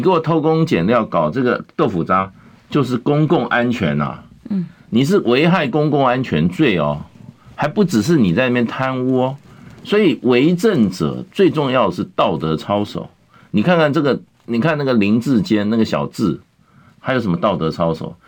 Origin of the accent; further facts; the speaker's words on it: Taiwan; 我们在台湾从小长大对地震啊，经历，嗯，我们也算是身经百战